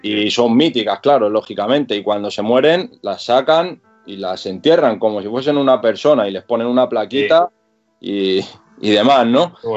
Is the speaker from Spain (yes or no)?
yes; Madrid, Community of Madrid, Spain; now in Getafe, Spain; yo soy, yo soy de Vallecas, ahora vivo en Getafe, en Madrid, pero, pero soy de, de aquella zona